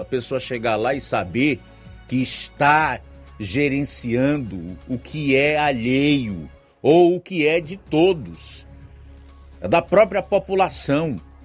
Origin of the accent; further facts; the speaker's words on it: Brazil; nós, como brasileiros